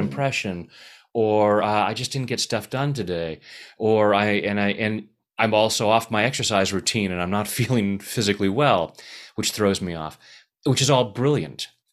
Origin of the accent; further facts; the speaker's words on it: Anaheim, California, United States; I was born in Anaheim